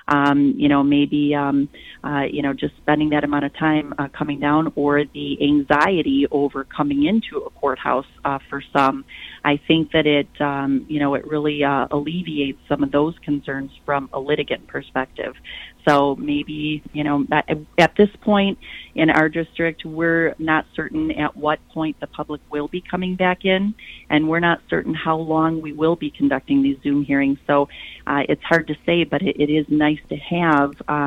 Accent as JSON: {"language": "English", "town": "Flint", "region": "Michigan", "country": "United States", "tie": "born or raised there", "also_born_or_lived": "Detroit, Michigan", "said": "I was born and raised in Flint, and attended school and lived in Flint all the way through college."}